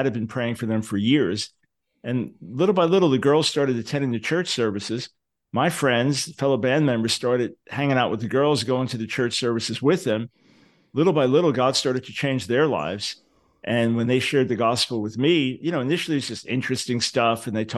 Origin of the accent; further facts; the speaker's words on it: Long Island, New York, United States; Yeah, I was born in 1955 in New York City. Moved to Long Island a few years after that.